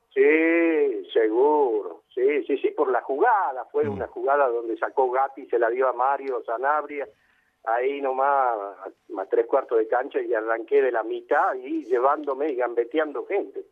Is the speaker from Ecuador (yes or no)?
no; Tucumán, Argentina; moved away; me crié en Tucumán